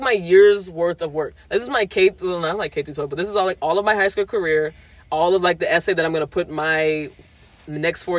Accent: Louisiana, United States; moved away; I was from Louisiana

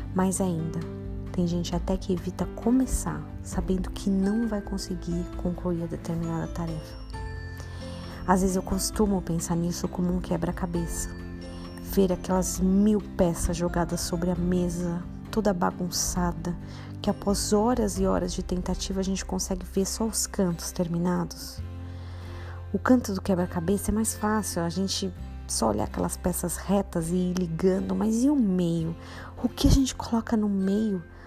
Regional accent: Brazil; eu sou brasileiro

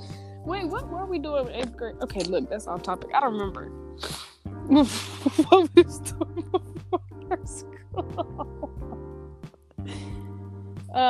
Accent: South Bend, Indiana, United States; Growing up in South Bend, that's our hometown

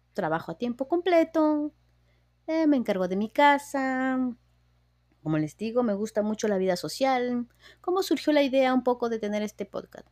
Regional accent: Peru; now in United States; yo soy de Perú, eh, vine aquí a Estados Unidos

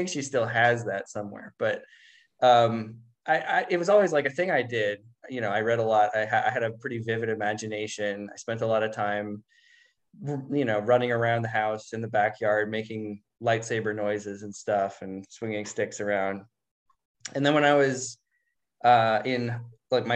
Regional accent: Spokane, Washington, United States; I work part time at this bookstore in Spokane

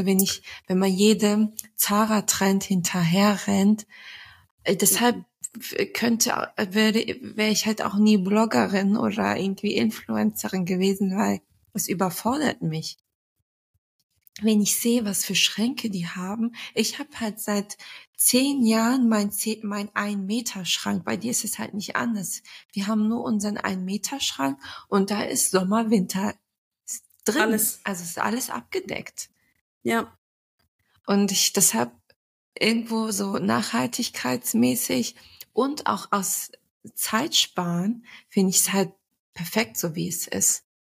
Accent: Turkey; surprisingly bin ich nicht so oft auf Hochzeiten als Türkin.

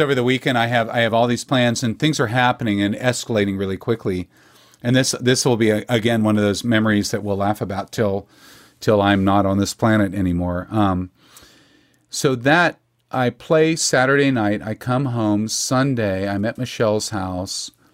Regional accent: Texas, United States; being a Texan

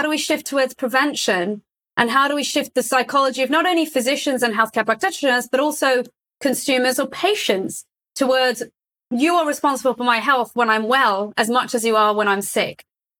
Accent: Saudi Arabia; I grew up in Saudi Arabia, for example. My values were based on my ecosystem at the time, but since then I've lived in several different geographies.

